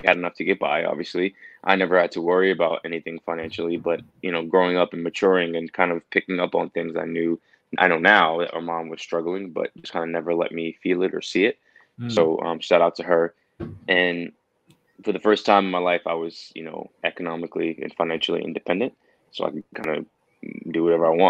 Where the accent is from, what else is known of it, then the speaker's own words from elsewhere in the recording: New York City, New York, United States; moved away as an adult; now in Pittsburgh, United States; I'm from New York City, born and raised in Queens